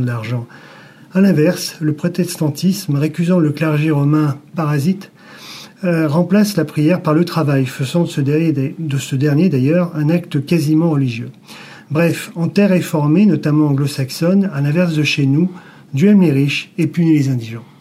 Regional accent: Lyon, Auvergne-Rhône-Alpes, France; on est lyonnais

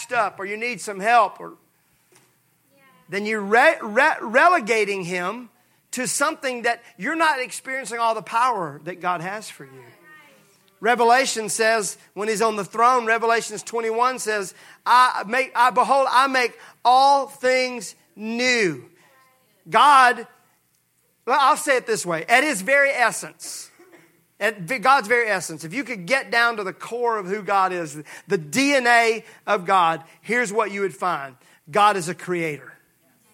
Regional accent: Mississippi, United States; I'm from Mississippi.

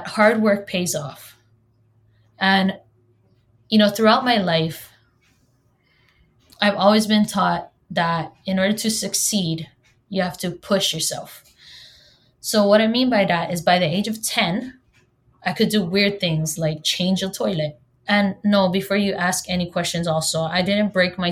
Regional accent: Hawaii, United States; first language Hawaiian; English is a second language; I'm from Hawaii, and yes, I was born and raised here

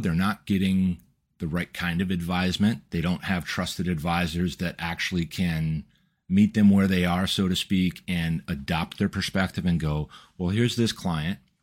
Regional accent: Midwest, United States; we come from the Midwest

